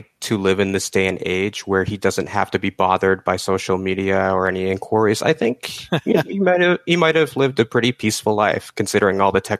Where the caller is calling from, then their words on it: Florida, United States; Calling down from the south, from Florida.